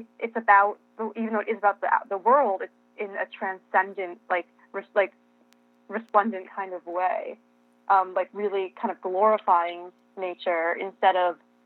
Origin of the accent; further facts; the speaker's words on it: New York, United States; I'm a New Yorker